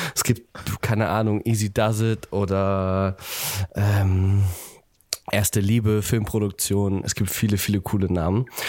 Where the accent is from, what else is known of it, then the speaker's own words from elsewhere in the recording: Buxtehude, Lower Saxony, Germany; now in Hamburg, Germany; ich komme äh, ursprünglich ah. aus Buxtehude tatsächlich